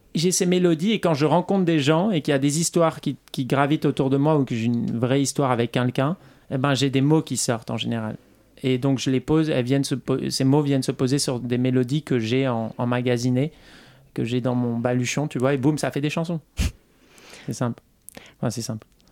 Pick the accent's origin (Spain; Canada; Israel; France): France; south-west France; J'ai fait un, groupe dans le, dans le sud-ouest de la France, là où je viens, là d'où je viens.